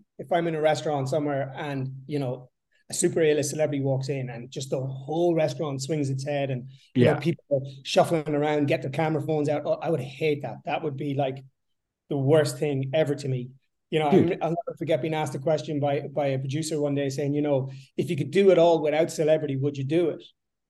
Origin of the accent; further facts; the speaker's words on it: Sligo, County Sligo, Ireland; So yeah, I grew up in the west coast of Ireland, a place called Sligo, a small little kind of sleepy town, small population. I grew up in a 3-bedroom semi-detached house, 3 brothers, 3 sisters, a mom and dad.